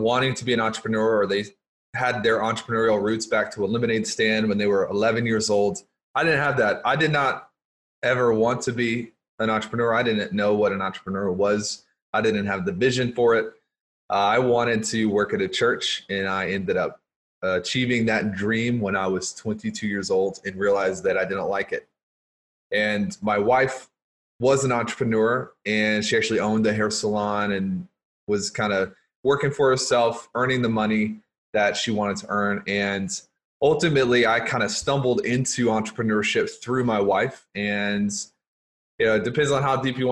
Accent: Louisiana, United States; I grew up in Louisiana

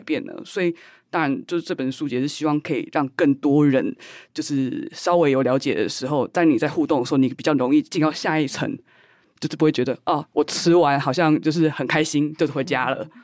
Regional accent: Taiwan; 作为台湾人，我们的认同就是这么的复合， 这么的复杂

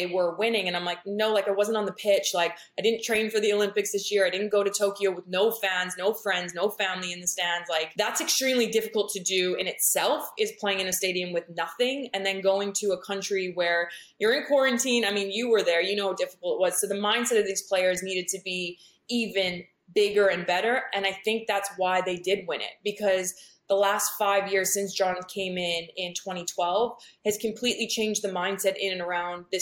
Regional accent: Canada; now in United States; I'm like so proud to be Canadian. Obviously I love living in America

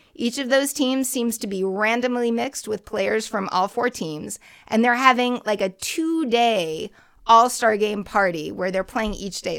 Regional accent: Boston, Massachusetts, United States; my hometown

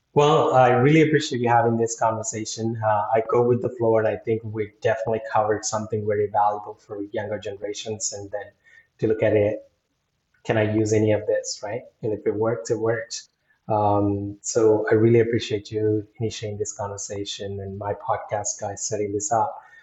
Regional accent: India; moved away; being Indian

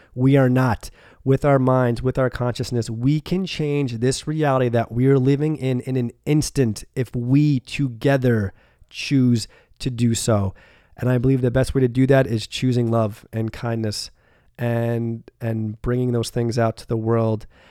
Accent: about an hour north of New York City, United States; born or raised there; moved away as an adult; also born or lived in Rhode Island / San Diego; now in Florida, United States

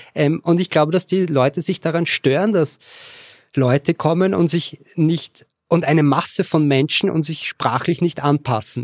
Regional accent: Vienna, Austria; accent: Austrian; moved away as an adult; also born or lived in Lower Austria; now in Katowice, Poland; Ursprünglich komme ich aus Wien. Geboren wurde ich in Niederösterreich, habe aber dann den Großteil meines Lebens in Wien gewohnt

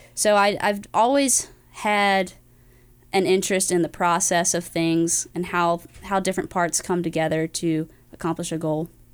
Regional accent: Greenville, North Carolina, United States; moved away; I'm from Greenville, North Carolina originally

